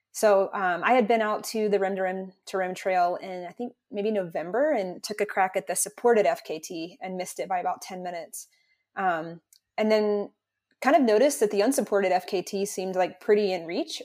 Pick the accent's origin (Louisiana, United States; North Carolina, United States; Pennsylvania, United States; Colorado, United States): North Carolina, United States; I grew up in North Carolina in, in the conservative Southeast